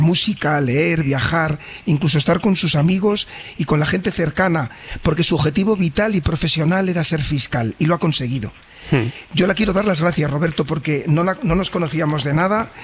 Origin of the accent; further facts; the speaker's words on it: Valladolid, Castile and León, Spain; moved away as an adult; also born or lived in Sabadell; yo también soy nacido en Valladolid